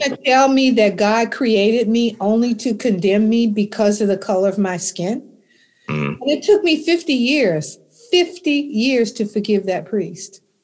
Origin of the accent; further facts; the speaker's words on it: Alexandria, Virginia, United States; I grew up in Alexandria, Virginia in 1951